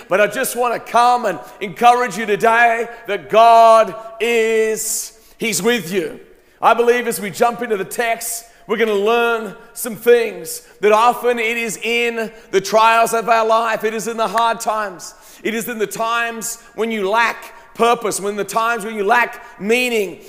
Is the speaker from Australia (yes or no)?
yes; Australia; moved away as an adult; now in United States; I grew up in Australia. I lived there till I was 19 years old. And then I came to America on a, on a tennis scholarship